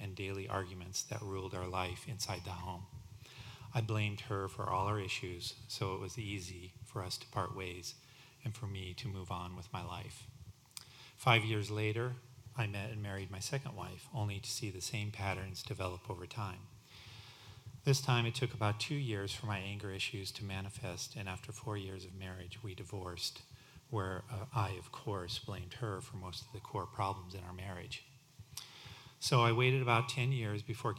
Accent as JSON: {"language": "English", "town": "Denver", "region": "Colorado", "country": "United States", "tie": "born or raised there", "said": "I was raised in the Denver, Colorado area"}